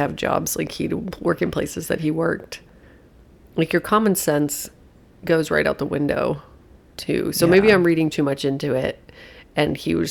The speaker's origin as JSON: {"language": "English", "country": "United States", "said": "I'm there as an American"}